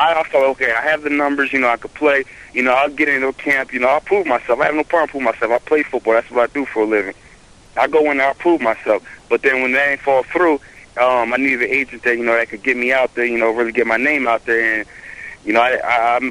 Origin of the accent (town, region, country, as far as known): New Jersey, United States; born or raised there